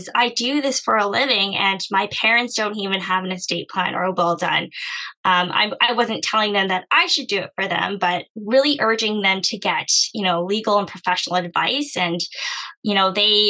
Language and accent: English; Canada; I come from an Asian background, but I was born in Canada